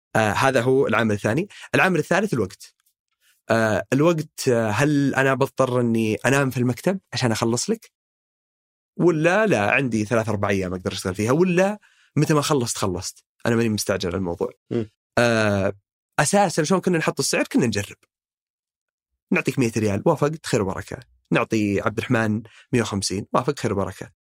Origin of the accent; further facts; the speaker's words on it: Saudi Arabia; نحن شباب سعوديين